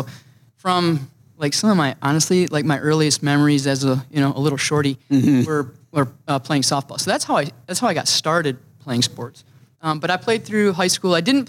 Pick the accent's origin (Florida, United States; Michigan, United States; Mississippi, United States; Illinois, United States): Michigan, United States; Gaines; now in Minnesota, United States; I grew up in a very small town, middle of Michigan, called Gaines. And in fact, it's not even a town.